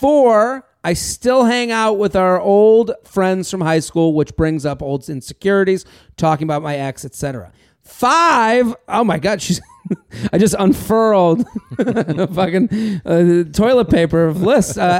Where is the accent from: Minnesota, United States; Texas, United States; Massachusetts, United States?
Massachusetts, United States; Needham; moved away; I'm from Needham